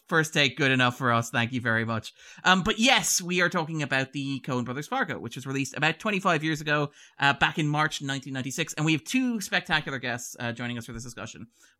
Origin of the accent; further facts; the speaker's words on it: Ireland; I've had people tell me that I don't sound like an Irishman. I'm not convincing as an Irishman.